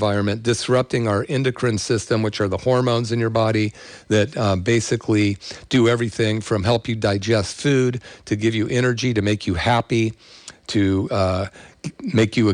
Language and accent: English; the Bay Area, California, United States; I grew up in the 60s and 70s in the Bay Area